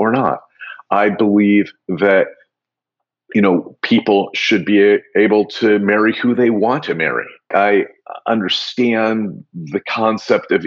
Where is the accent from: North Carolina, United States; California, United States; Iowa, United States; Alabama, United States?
Iowa, United States; Des Moines; moved away; I grew up in Des Moines, Iowa